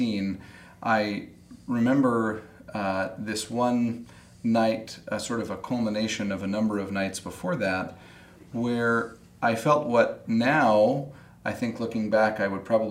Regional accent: Salt Lake City, Utah, United States; I grew up in Salt Lake City

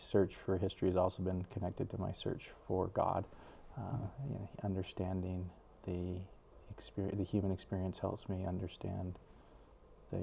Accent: Salt Lake City, Utah, United States; moved away as an adult; now in Rexburg, United States; I grew up in the Salt Lake area, went to BYU

